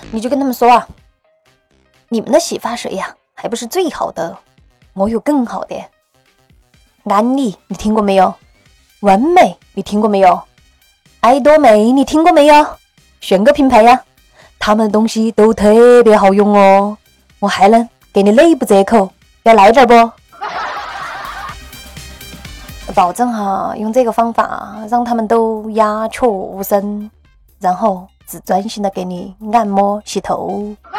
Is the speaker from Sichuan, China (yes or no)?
yes; Sichuan, China; also born or lived in Northeast China; 我们四川人儿也是不怕事的